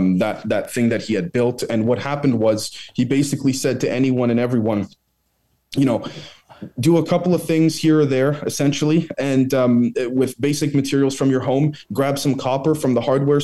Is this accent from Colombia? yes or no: no; Canada; as a Canadian